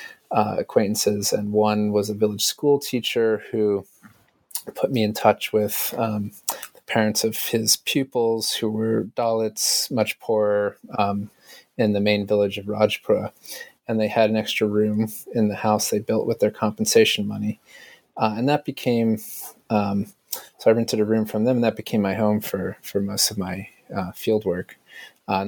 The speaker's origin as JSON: {"language": "English", "country": "United States", "said": "being a foreigner and being American"}